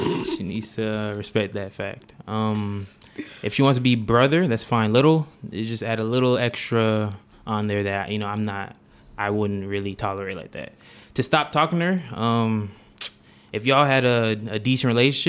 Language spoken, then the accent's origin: English; McDonough, Georgia, United States; moved away; I come from McDonough, Georgia. Mm-hmm. Raised in a Jamaican household